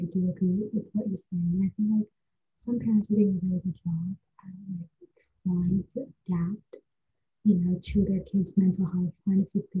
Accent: India; I love India with my heart. It's my home country. I love the culture. I love everything about it.

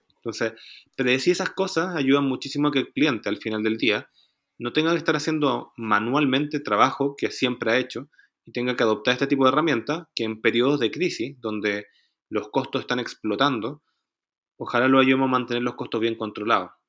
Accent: Chile; Nosotros teníamos una oficina en Chile, que es de donde vengo yo originalmente

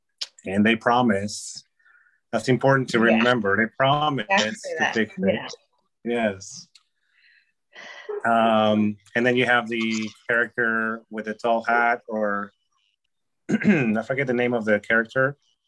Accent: United States; born there; I mm-hmm. was born in America.

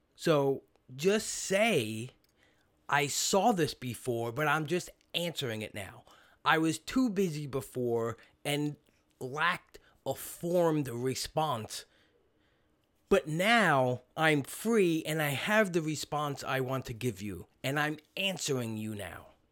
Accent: New York City, New York, United States; now in New Jersey, United States; when I grew up in Brooklyn

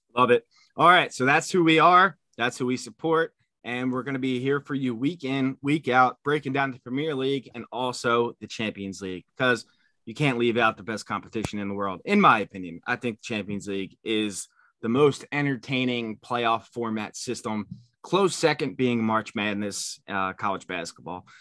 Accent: Philadelphia, Pennsylvania, United States; I'm from Philadelphia

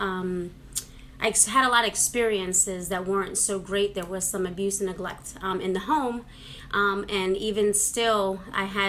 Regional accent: New York City, New York, United States; moved away; I grew up in New York City. Spanish Harlem

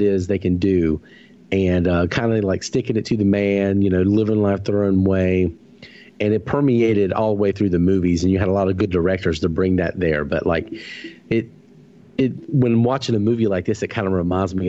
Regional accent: the South, United States; living in the South and growing up in the South

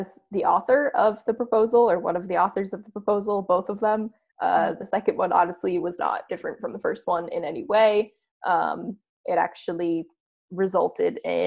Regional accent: New Hampshire, United States; my hometown in New Hampshire

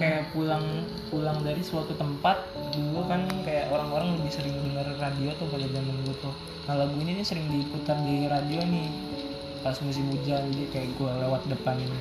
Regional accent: South Tangerang, Banten, Indonesia; Kita mah orang Betawi

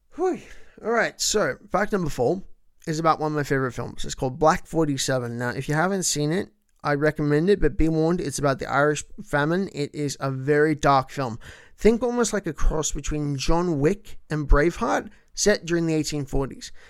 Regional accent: Melbourne, Victoria, Australia; first language English; Melbourne, my hometown

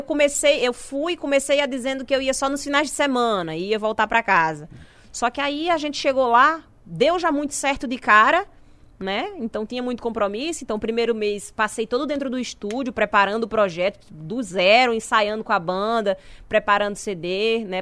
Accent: interior of Paraíba, Brazil; moved away as an adult; also born or lived in Natal; eu sou do interior da Paraíba

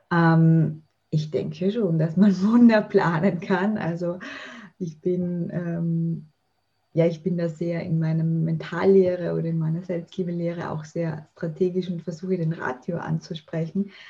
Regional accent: Vienna, Austria; Ja, ich komme erstmal aus Österreich. Ich wohne und lebe in Wien. Ich bin 36 Jahre alt

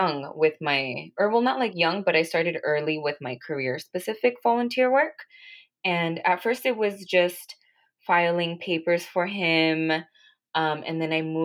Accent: Los Angeles, California, United States; also born or lived in Santa Barbara, California; I was born and raised in California in the San Fernando Valley is where I grew up

